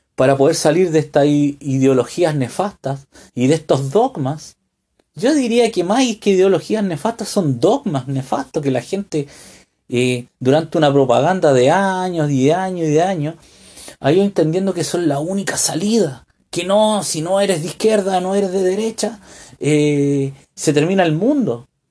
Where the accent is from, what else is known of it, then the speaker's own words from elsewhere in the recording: Santiago, Santiago Metropolitan Region, Chile; moved away as an adult; also born or lived in United States; nací en una ciudad, me crié en Santiago